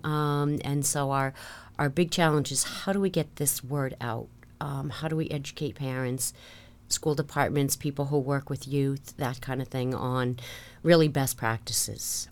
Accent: Marshfield, Massachusetts, United States; I was practically born and raised in Marshfield. Came down in nineteen sixty-nine in the third grade.

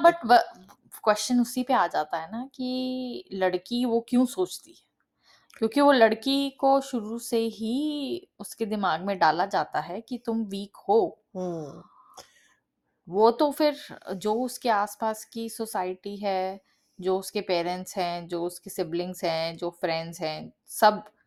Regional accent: Delhi, India; now in Canada; originally um, uh, हम दिल्ली से belong करते हैं करंटली uh, मैं अभी कनाडा में रहती हूँ

